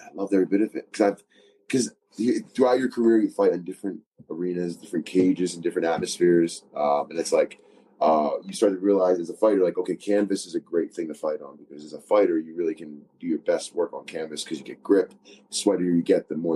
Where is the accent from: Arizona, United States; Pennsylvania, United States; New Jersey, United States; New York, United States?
Pennsylvania, United States; Philadelphia; I'm from Philadelphia.